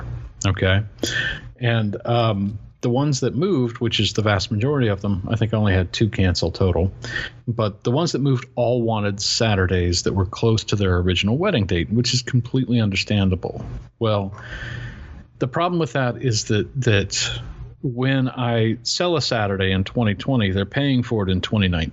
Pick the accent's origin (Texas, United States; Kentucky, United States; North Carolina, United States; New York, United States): North Carolina, United States; rural Western; being 45 minutes from my hometown in this rural Western North Carolina